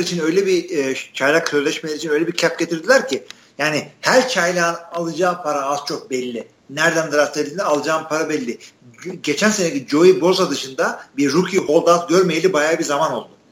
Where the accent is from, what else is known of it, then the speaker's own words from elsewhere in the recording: Artvin, Turkey; Türkiye'nin bir Artvinliyim ben